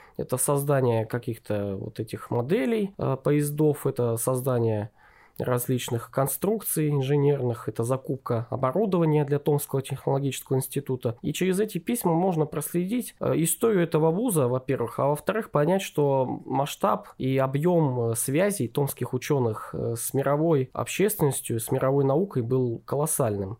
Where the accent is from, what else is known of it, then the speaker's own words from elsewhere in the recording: Novosibirsk, Novosibirsk Oblast, Russia; мы из Новосибирска